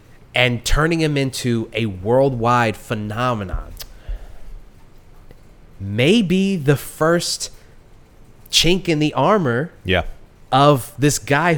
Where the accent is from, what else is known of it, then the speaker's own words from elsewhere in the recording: United States; I'm an American